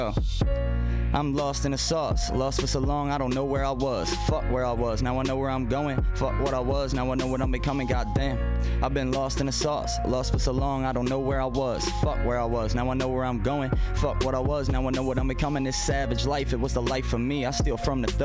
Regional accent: Baltimore, Maryland, United States; I was from Baltimore

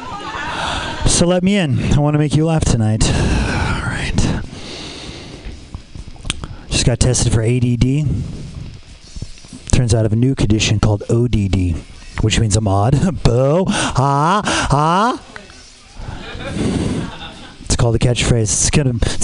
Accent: Los Angeles, California, United States; I'm from Los Angeles

